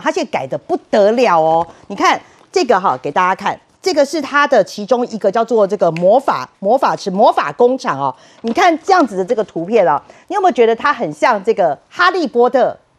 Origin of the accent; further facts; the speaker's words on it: Taipei, Taiwan; 我们台北人啊，我们台北人就是大部分的时间就是在台北玩。